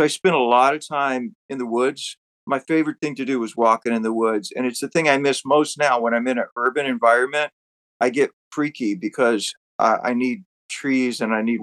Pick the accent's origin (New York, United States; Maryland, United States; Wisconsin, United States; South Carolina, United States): South Carolina, United States; Georgetown; born or raised there